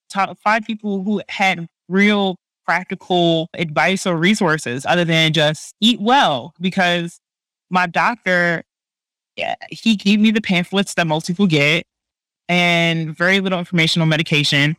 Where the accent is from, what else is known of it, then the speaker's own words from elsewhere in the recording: Baltimore, Maryland, United States; now in Bay Area, United States; I live in the Bay Area, but I'm from Baltimore